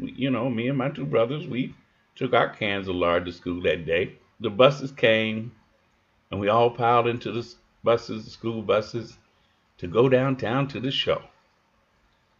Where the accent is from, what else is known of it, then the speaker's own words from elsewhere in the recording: Chicago, Illinois, United States; also born or lived in Kentucky; I was born and raised in Chicago